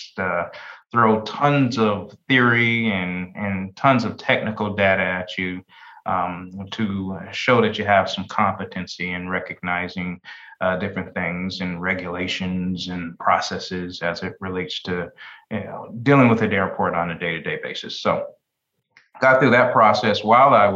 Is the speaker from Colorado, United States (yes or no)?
yes; Denver, Colorado, United States; moved away as an adult; also born or lived in Carbondale; now in Daytona Beach, United States; my friends that I grew up with in Denver